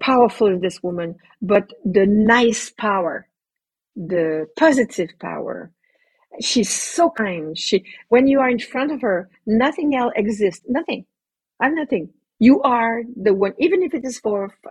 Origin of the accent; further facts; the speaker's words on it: Canada; I'm a Canadian